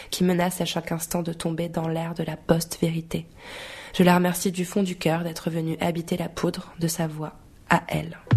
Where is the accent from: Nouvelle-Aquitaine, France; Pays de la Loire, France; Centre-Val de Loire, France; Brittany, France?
Centre-Val de Loire, France; Orléans; Moi, je viens d'Orléans, qui est une ville pas très, pas très lointaine.